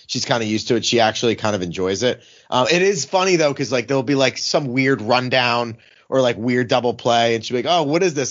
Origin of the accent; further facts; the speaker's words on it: Philadelphia, Pennsylvania, United States; growing up in Philly, I was, like, fifteen or sixteen